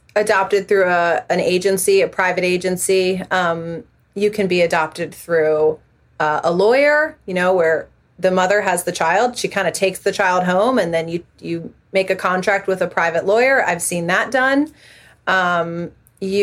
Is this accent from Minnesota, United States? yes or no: no; Northern Virginia, United States; I grew up in Northern Virginia, which is where I am still raising my family now